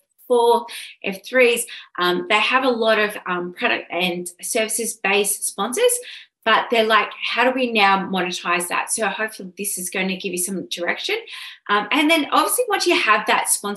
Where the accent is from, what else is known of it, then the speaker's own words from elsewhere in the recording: Sydney, New South Wales, Australia; I'm originally from Sydney. Oran Park was my track. I'm just born and bred